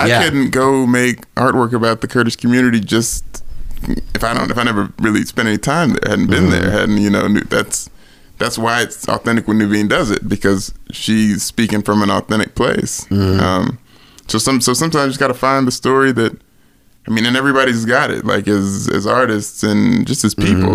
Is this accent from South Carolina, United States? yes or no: no; Nashville, Tennessee, United States; I grew up in Nashville